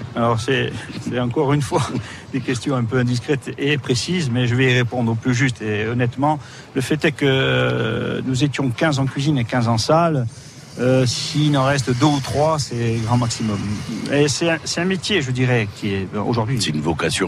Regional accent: Ajaccio, Corsica, France; also born or lived in Balagne / L'Île-Rousse; je suis né à Ajaccio

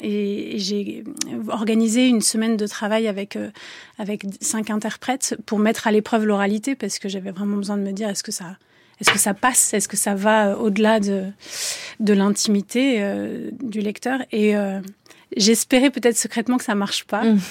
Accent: Avignon, Provence-Alpes-Côte d'Azur, France; je suis d'Avignon

